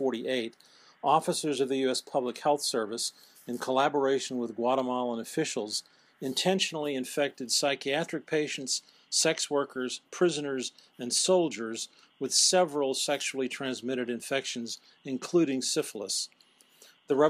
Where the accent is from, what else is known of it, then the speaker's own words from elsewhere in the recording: United States; my perspective as an American